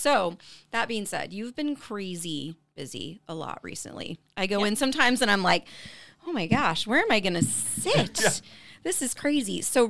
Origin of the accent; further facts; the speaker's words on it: Lee's Summit, Missouri, United States; when I tell people I'm from Lee Summit, they're always like, "Oh, you guys have a great downtown."